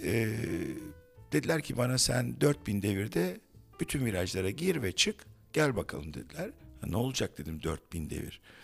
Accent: Ankara, Turkey; also born or lived in Istanbul; now in Bozcaada, Turkey; ben böyle 12-13 yaşlarında Ankara'da Bahçeli Evler'de otururken

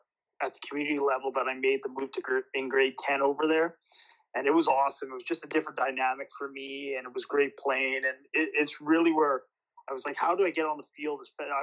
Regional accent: East St. Paul, Manitoba, Canada; And we grew up in East St. Paul, so in the community we're in, there wasn't many kids around for us.

